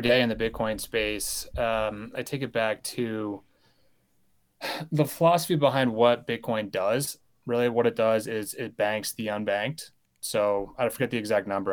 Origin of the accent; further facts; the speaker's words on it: United States; I was born and raised in the United States